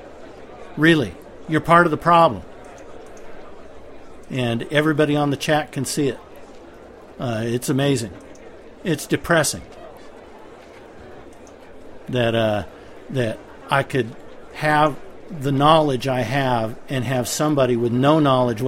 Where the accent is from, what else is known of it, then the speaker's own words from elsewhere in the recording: United States; I'm an American